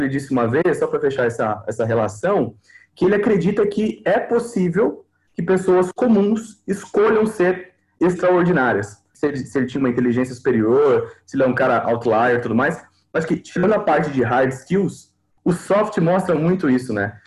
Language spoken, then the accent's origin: Portuguese; Brazil; a gente tem um pouco disso como brasileiro